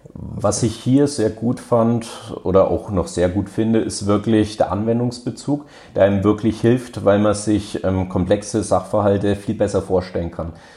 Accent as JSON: {"language": "German", "town": "Hof", "region": "Bavaria", "country": "Germany", "tie": "born or raised there", "said": "ich komme selber aus der Region, also ich komme auch direkt aus Hof, ähm, bin hier auch zur Schule gegangen"}